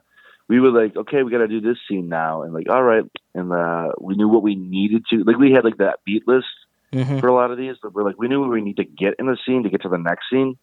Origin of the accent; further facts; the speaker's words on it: Brooklyn, New York, United States; I'm from Brooklyn, not New York, Brooklyn.